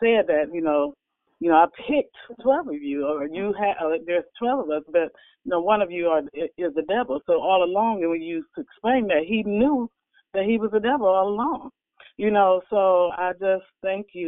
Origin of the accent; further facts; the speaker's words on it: Illinois, United States; moved away as an adult; now in California, United States; I'm in California temporarily through job, but I'm actually from Illinois